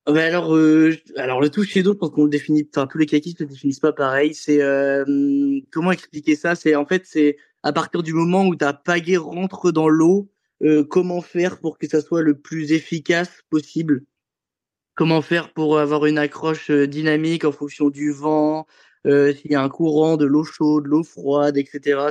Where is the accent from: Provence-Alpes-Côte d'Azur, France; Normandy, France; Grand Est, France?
Normandy, France; Avranches; also born or lived in Condé-sur-Vire / Caen; j'étais toujours au club d'Avranches